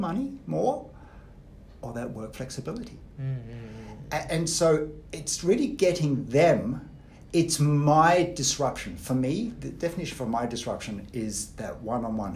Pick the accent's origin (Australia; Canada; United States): Australia; moved away; I grew up in Australia. My parents are Austrian.